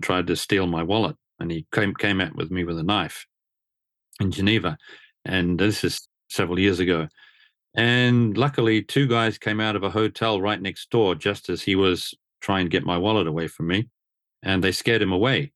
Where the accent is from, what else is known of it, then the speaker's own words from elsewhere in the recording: Australia; moved away as an adult; now in Japan; coming to Japan back in the late eighties, growing up in Australia